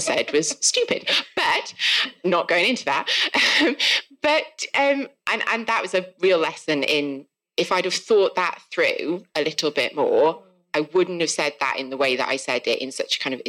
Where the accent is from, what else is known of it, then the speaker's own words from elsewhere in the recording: South Wales, United Kingdom; accent: South Wales; if you can't tell from my accent, I'm from South Wales.